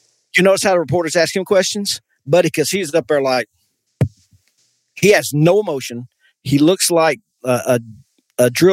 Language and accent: English; United States; as an American